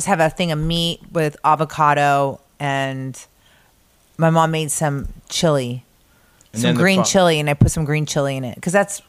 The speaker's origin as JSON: {"language": "English", "region": "Arizona", "country": "United States", "said": "We're from Arizona."}